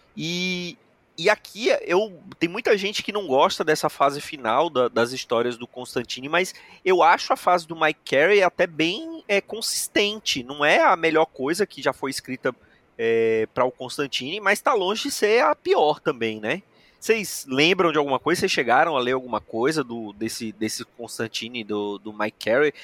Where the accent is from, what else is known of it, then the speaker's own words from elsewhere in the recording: Brazil; somos brasileiros